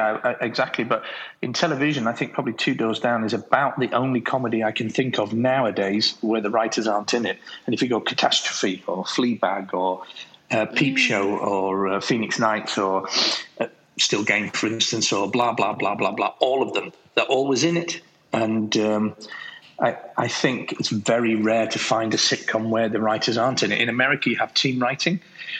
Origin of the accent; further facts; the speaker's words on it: England, United Kingdom; accent: English; you said about my English accent earlier on.